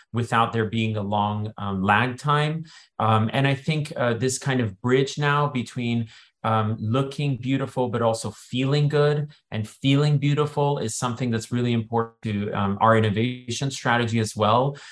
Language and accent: English; Silicon Valley, California, United States; I grew up in Silicon Valley